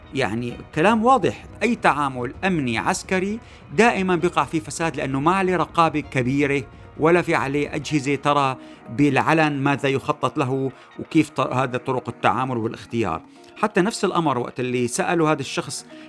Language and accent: Arabic; Syria; نحن كسوريين